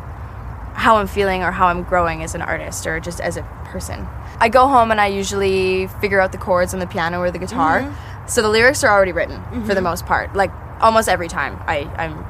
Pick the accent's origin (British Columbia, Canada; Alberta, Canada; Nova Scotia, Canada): British Columbia, Canada; Cranbrook; I'm from Cranbrook, British Columbia in Canada. It's a really small, rural, mountain town.